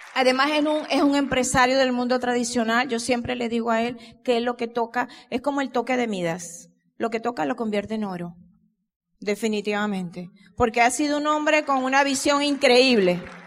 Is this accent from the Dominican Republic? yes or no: no; Venezuela; Miguel y yo, como mm, ya lo dijeron nuestros amigos, venimos desde Venezuela